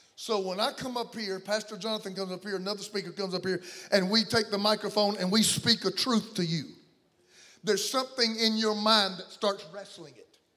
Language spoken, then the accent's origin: English; the South, United States; I come from the South